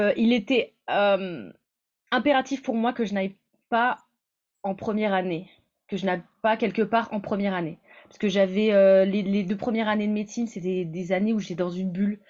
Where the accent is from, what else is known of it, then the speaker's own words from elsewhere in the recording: Creil, Hauts-de-France, France; now in Montpellier, France; je suis née à Creil, donc euh, plutôt dans le nord de la France, et, euh, maintenant j'habite à Montpellier